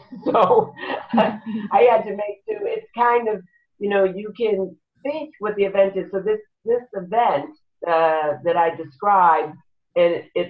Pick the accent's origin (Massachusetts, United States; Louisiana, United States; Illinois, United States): Massachusetts, United States; Boston; now in California, United States; Now, I'm from Boston